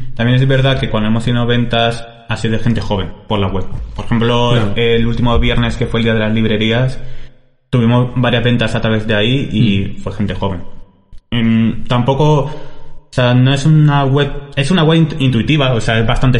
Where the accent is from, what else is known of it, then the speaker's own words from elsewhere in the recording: Almagro, Castilla-La Mancha, Spain; yo quería irme de Almagro